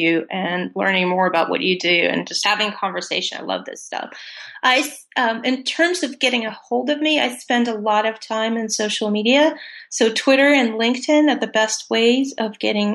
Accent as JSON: {"language": "English", "country": "Russia", "tie": "born or raised there", "second_language": "English", "moved": "as an adult"}